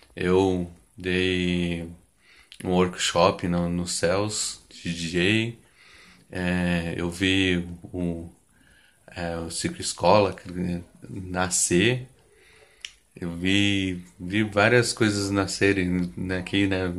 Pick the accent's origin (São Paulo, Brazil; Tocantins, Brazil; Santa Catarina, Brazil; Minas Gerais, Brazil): São Paulo, Brazil; sou aqui do Jardim Eliana, Grajaú.